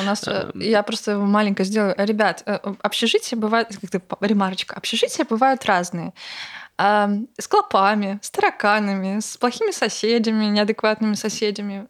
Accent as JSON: {"language": "Russian", "town": "Bryansk", "region": "Bryansk Oblast", "country": "Russia", "tie": "born or raised there", "moved": "yes", "said": "я из Брянска, из Брянской области"}